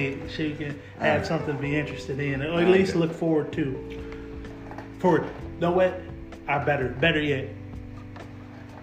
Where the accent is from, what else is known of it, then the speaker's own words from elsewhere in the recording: Chicago, Illinois, United States; I'm from Chicago